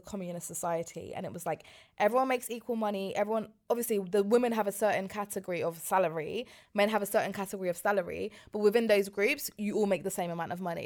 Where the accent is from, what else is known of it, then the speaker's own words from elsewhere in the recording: London, United Kingdom; I grew up in West London